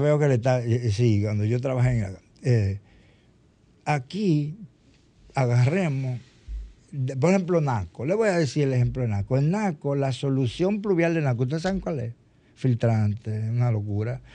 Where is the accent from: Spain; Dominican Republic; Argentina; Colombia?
Dominican Republic; somos los dominicanos